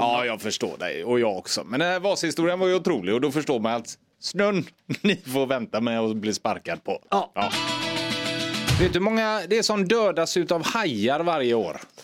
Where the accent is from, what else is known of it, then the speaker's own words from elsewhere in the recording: Gothenburg, Västra Götaland, Sweden; ute i Torslanda där jag växte upp